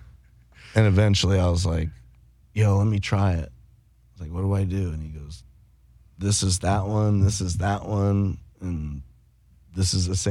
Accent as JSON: {"language": "English", "region": "Iowa", "country": "United States", "tie": "born or raised there", "also_born_or_lived": "Colorado", "said": "I moved back from Colorado. We lived there for like 4 years, 4 or 5 years, the family did, from like 7 to 11. And then we moved back to Iowa"}